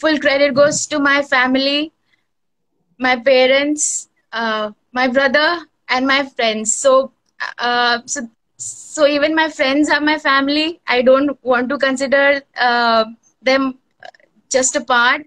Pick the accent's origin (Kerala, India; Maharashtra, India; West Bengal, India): West Bengal, India; Kolkata; I am from India, Kolkata